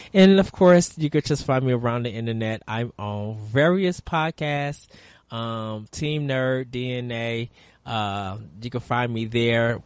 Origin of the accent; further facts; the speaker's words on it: United States; we as American gamers